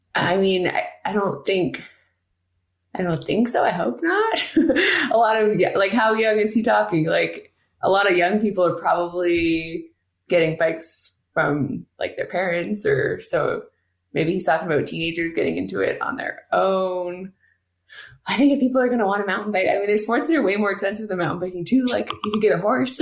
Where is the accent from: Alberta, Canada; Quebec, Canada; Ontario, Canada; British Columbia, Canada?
Quebec, Canada; growing up in Quebec, cross-country skiing